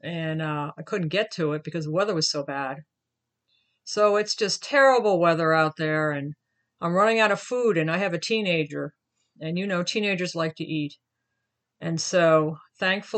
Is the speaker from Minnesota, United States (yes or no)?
no; Virginia, United States; my home state of Virginia